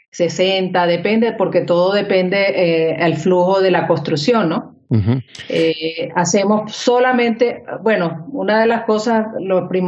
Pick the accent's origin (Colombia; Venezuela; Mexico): Colombia; also born or lived in Spain / Miami; Yo nací en España y me crié aquí en Colombia.